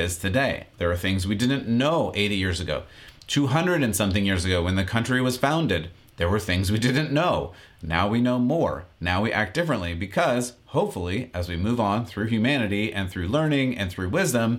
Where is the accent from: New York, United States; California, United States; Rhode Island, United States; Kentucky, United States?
California, United States; San Diego; Growing up in San Diego, there's even a local college that has a library dedicated to Dr. Seuss